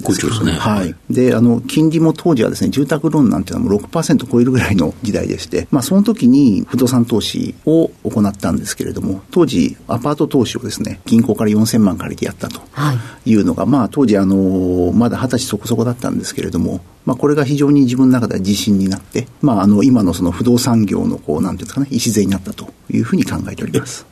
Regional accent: Tokyo, Japan; 東京都台東区の上野になります。

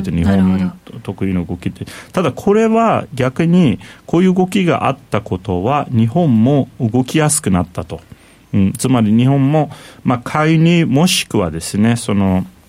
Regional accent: Turkey; now in Japan; トルコ出身なんで、まあ、いわゆる中東出身

